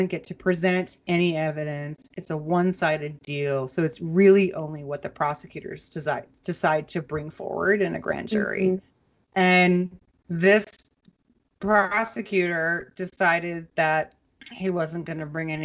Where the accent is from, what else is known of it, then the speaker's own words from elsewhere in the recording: Minnesota, United States; Minnesota, as you know, because that's my hometown